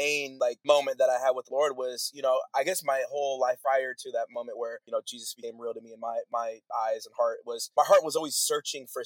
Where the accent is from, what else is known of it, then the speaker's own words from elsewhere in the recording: Bay Area, California, United States; I grew up in the Bay Area